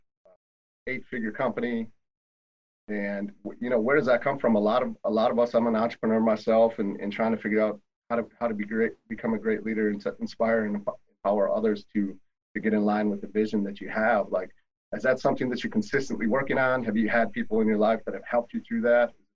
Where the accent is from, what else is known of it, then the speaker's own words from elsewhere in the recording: Wisconsin, United States; I'm from Wisconsin